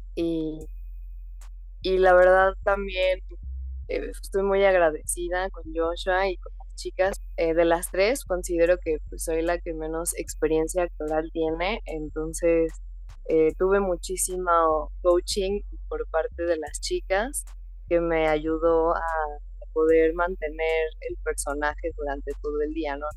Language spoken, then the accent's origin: Spanish; Mexico; yo me encuentro en México, eh, yo soy mexicana, vivo acá